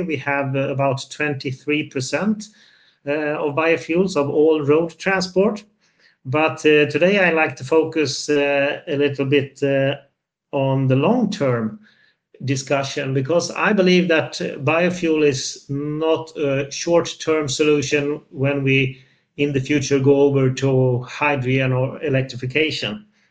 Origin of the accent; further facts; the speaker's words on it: Sweden; I'm from Sweden, even though I'm in Brussels today